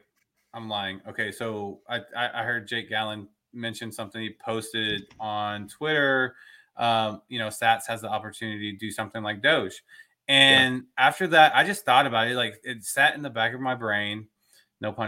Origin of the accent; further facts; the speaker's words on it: Dallas, Texas, United States; I'm from Dallas, Fort Worth